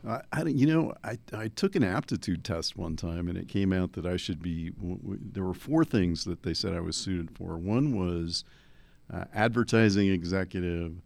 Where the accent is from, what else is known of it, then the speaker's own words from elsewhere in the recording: New Jersey, United States; I grew up in New Jersey